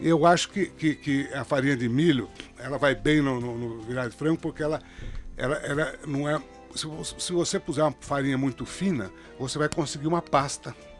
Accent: Jaú, São Paulo, Brazil; now in São Paulo, Brazil; no interior, sou de Jaú

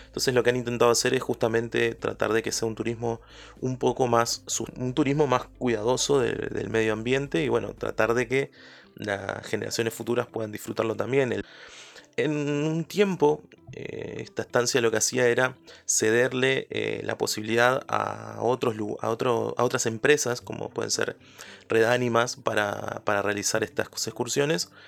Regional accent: Uruguay; mi país, por Uruguay

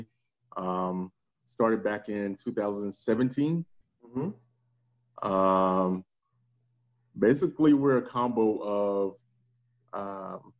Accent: United States; I'm from Atlanta, South Carolina

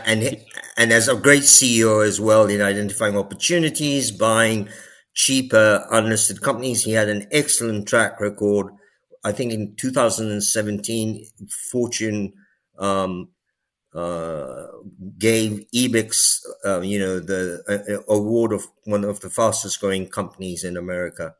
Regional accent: India; being Indian

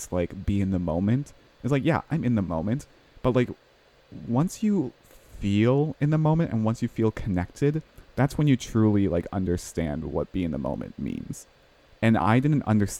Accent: Midwest, United States; I was born in the Midwest

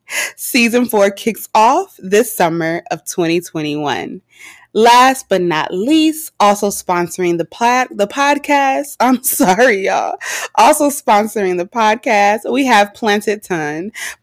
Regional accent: California, United States; she works in the Bay Area, and I am from the Bay Area.

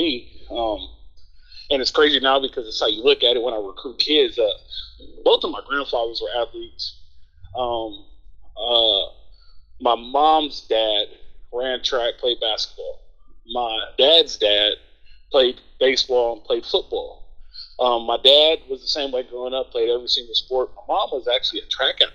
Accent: Los Angeles, California, United States; also born or lived in Long Beach; I grew up on the east side of L.A., 48th and Avalon, Middle South Central

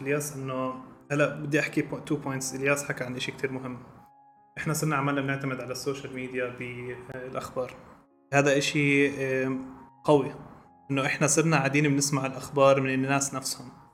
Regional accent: Jordan; عندنا بالاردن

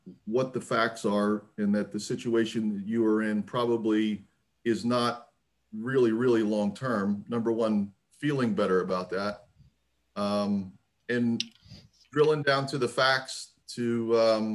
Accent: Gibsonia, Pennsylvania, United States; Gibsonia, Pennsylvania, a suburb of Pittsburgh

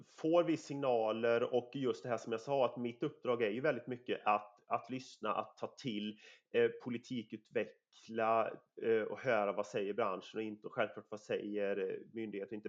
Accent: Sweden; mitt område där jag kommer ifrån, eh, jag har fem mil till Göteborg, alltså Nordens största hamn. jag har fyra mil ner till Varberg

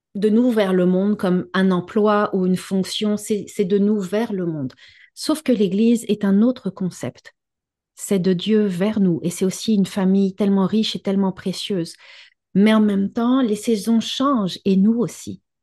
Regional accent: Quebec, Canada; chez nous au Québec

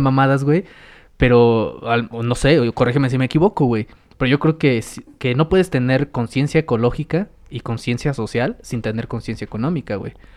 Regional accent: Mexico

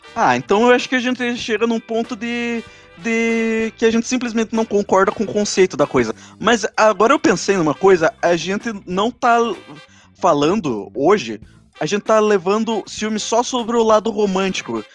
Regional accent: South Region, Brazil; accent: southern (Sul)

